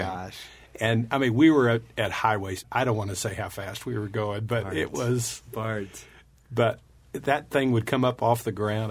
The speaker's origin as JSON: {"language": "English", "region": "West Texas", "country": "United States", "tie": "born or raised there", "said": "we were raised in West Texas"}